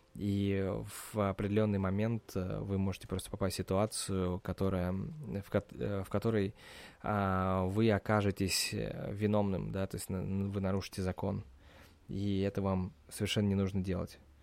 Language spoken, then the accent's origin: Russian; Russia; now in United States; я из России